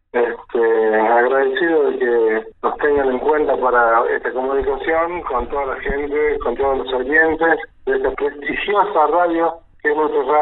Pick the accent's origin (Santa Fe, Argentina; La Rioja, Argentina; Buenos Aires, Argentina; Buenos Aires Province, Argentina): La Rioja, Argentina; Chañar / northern La Rioja Province, Argentina; Yo me crié ahí, soy de Yaqui, ese es mi, pueblo de nacimiento, Shaki se llama. Es un pueblo que está a 180 kilómetros al norte, ya límite con la provincia de Catamarca